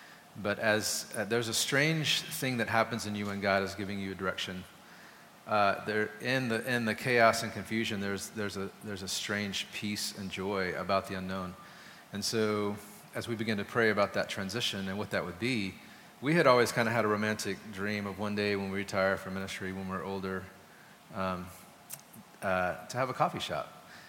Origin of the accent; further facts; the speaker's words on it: Germany; I grew up in Germany for a while. My dad was in the Air Force